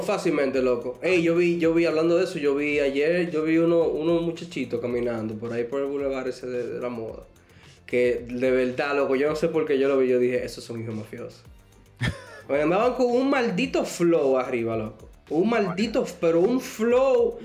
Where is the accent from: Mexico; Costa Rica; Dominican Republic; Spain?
Dominican Republic; yo soy de República Dominicana